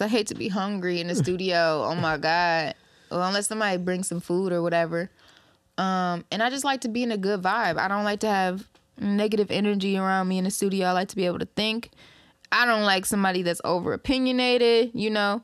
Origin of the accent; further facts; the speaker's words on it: Ypsilanti, Belleville, Ann Arbor, Inkster, Michigan, United States; also born or lived in Detroit, Michigan; I was raised in Belleville, raised in Ann Arbor, raised in Inkster, you feel me? But I was born in Ipsy, Southside, and that's what I represent